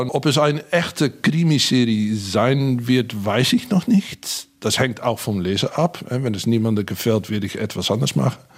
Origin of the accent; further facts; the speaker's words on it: Hengelo, Overijssel, Netherlands; Ich bin an der Grenze aufgewachsen, in Hengelo, in Bukelow, nähe zu Gronau und Bad Bentheim. Zumindest war das eine harte Staatsgrenze, als ich jung war.